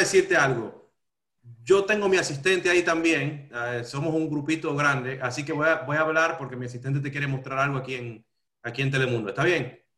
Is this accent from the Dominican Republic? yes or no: yes; Dominican Republic; yo soy de República Dominicana